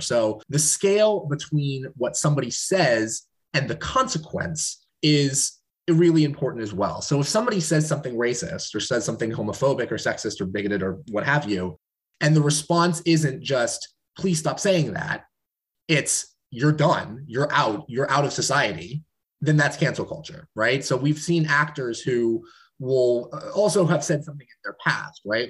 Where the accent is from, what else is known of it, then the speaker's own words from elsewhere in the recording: Portland, Oregon, United States; my, my home state, my home city of Portland, Oregon